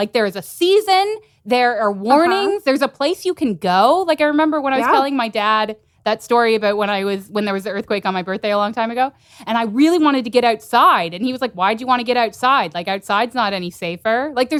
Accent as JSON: {"language": "English", "region": "South Texas", "country": "United States", "also_born_or_lived": "San Francisco", "moved": "yes", "said": "Because I'm from South Texas and we have a lot of hurricanes."}